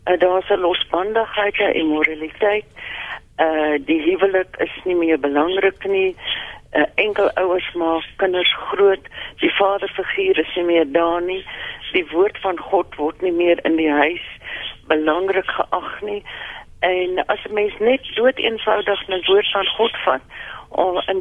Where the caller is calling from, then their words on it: Pretoria, Gauteng, South Africa; Ja, dit is … ek is van Pretoria, ek is 81 jaar oud.